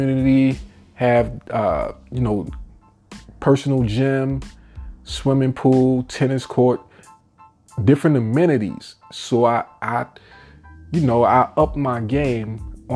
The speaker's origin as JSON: {"language": "English", "region": "New York", "country": "United States", "moved": "as an adult", "lives_now": "Virginia, United States", "said": "I'm from New York, but I left that money pit about 15 years ago to move down here to Virginia"}